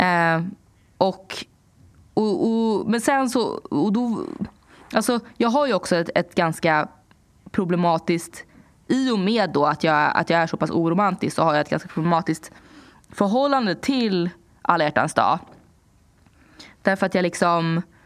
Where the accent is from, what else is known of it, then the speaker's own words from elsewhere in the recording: Sweden; moved away as an adult; also born or lived in New York; jag hade varit hemma i Sverige ett tag